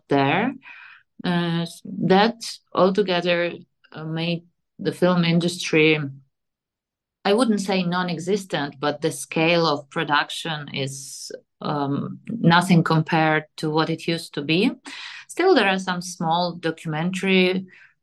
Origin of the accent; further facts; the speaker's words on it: Ivano-Frankivsk, Ivano-Frankivsk Oblast, Ukraine; moved away as an adult; also born or lived in Kyiv, Ukraine / Budapest, Hungary; I was born in Ivano-Frankivsk in western Ukraine, and then I moved to Kyiv for my studies at Kyiv-Mohyla Academy